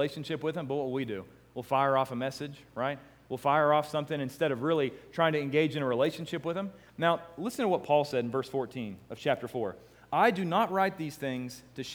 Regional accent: United States; I'm thinking this 28-year-old American

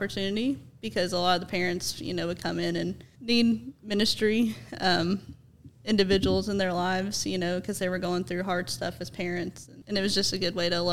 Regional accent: Johnson City, Tennessee, United States; I was born and raised in Johnson City, and I graduated from Science Hill High School

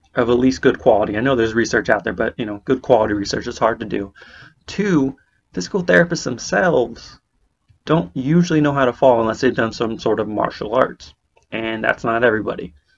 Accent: Bay Area, California, United States; moved away as an adult; now in Portland, Maine, United States; I'm originally from California on the West Coast, Bay Area specifically

